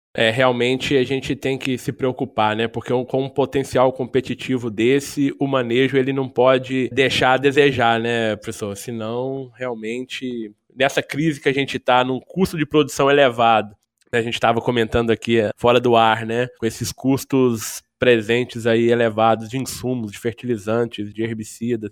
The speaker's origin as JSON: {"language": "Portuguese", "region": "Minas Gerais", "country": "Brazil", "said": "como um bom mineiro"}